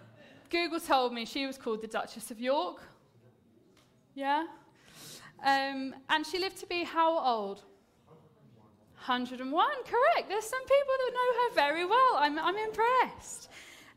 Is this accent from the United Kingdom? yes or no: yes; United Kingdom; as a British person